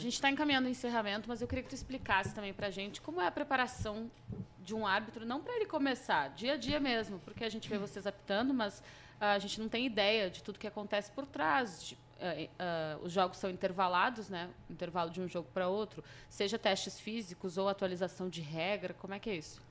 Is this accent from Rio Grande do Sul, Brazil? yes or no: yes; Rio Grande do Sul, Brazil; sou gaúcha